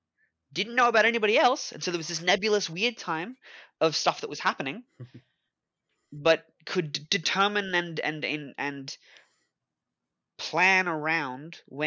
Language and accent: English; Australia; where I don't look like this, where I'm not Australian, where I have...